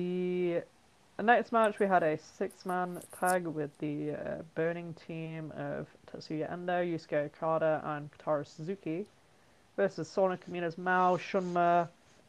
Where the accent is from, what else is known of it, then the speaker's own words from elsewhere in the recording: United Kingdom; as a British person.